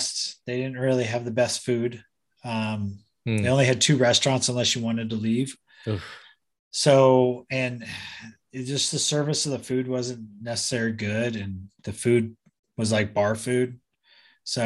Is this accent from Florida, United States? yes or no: no; Southern California, United States; also born or lived in San Diego; growing up in Southern California, it was Mexico's like my backyard